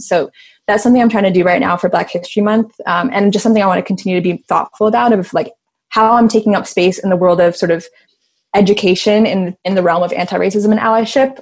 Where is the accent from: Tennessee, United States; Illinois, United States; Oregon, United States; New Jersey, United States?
Illinois, United States; Chicago; I'm from Chicago